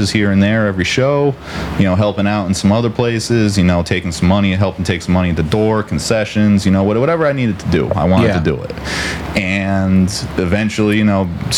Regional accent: Branford, Connecticut, United States; I grew up in Brantford.

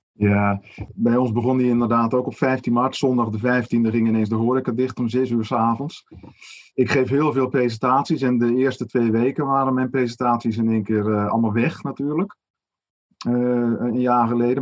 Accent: Netherlands; wij als Nederlanders

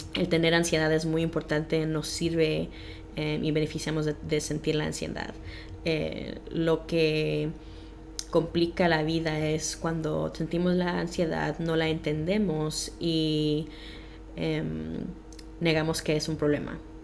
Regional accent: Los Angeles, California, United States; moved away as an adult; now in Des Moines, United States; nací en Los Ángeles y a los 18 años me mudé para Iowa

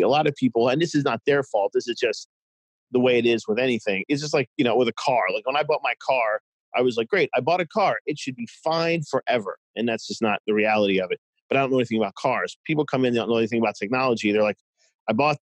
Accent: New York, United States; moved away as an adult; also born or lived in Boston; now in Cincinnati, United States; I'm originally from New York. I moved to Boston.

